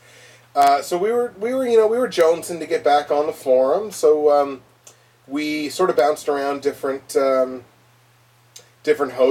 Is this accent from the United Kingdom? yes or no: no; Canada; We're Canadian